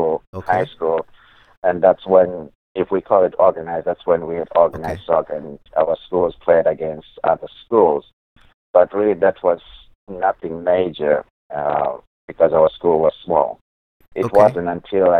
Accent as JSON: {"language": "English", "region": "Bulawayo", "country": "Zimbabwe", "tie": "born or raised there", "moved": "as an adult", "lives_now": "Clermont, United States", "said": "I'm from Zimbabwe, and I was born in the second largest city of Zimbabwe."}